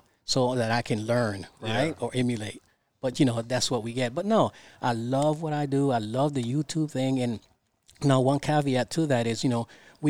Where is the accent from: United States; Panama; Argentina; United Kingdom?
Panama; born there; By the way, I was born in Panama, the Republic of Panama. Okay. So, yo hablo español.